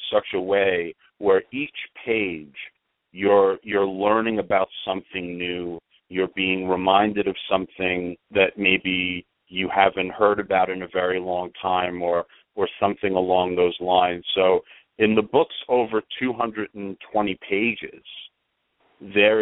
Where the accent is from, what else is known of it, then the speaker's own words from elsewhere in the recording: Long Island, New York, United States; I grew up on Long Island.